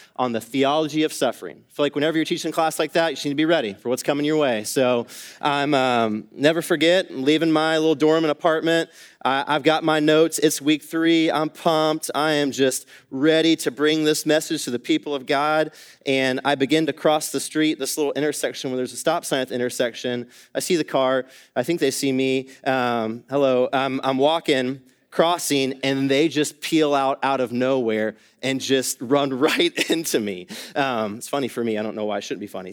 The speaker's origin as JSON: {"language": "English", "town": "Atlanta", "region": "Georgia", "country": "United States", "tie": "born or raised there", "also_born_or_lived": "East Asia", "moved": "as an adult", "lives_now": "Dallas, United States", "said": "I grew up in Atlanta, Georgia, spent most of my life there"}